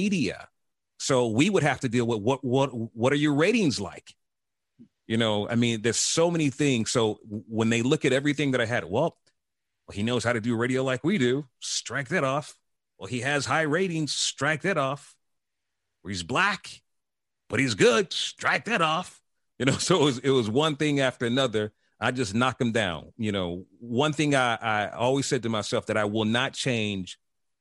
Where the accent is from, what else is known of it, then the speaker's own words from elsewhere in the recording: Chicago, Illinois, United States; moved away as an adult; also born or lived in North Carolina / Atlanta; when I go back to Chicago, to my hood where I'm from